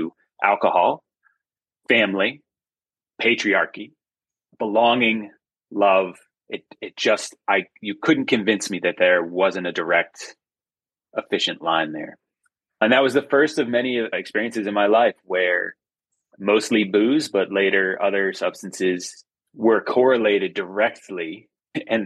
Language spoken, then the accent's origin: English; Framingham, Massachusetts, United States; I grew up in Framingham, Massachusetts, outside of Boston.